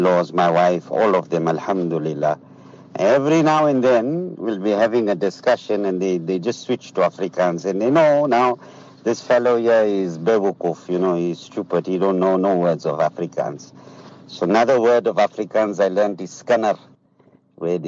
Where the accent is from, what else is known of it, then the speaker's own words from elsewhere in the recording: Zimbabwe; now in South Africa; I'm from Zimbabwe